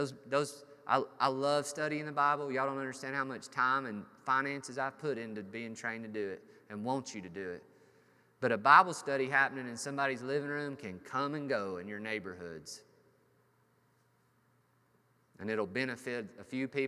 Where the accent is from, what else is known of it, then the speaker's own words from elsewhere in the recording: United States; We as American Christians